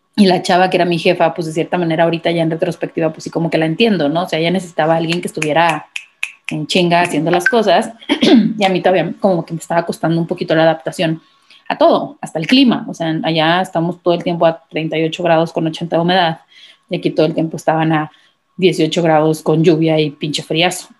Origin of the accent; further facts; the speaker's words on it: Manzanillo, Colima, Mexico; yo soy de Colima, Manzanillo, Colima